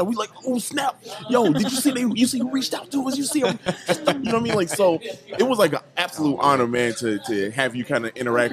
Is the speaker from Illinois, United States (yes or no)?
yes; Chicago, Illinois, United States; I'm also from the South Side of Chicago